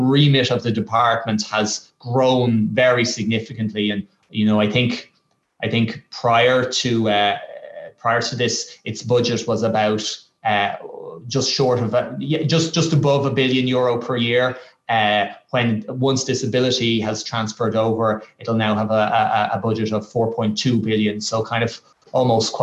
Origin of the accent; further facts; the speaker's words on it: Dublin, Leinster, Ireland; I grew up just outside of Mulhuddart